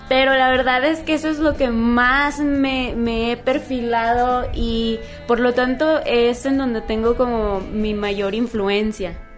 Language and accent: Spanish; Guadalajara, Jalisco, Mexico; also born or lived in California; Nací allá, pero realmente yo desde los tres años viví en Guadalajara. Entonces, pues yo digo que yo me considero tapatía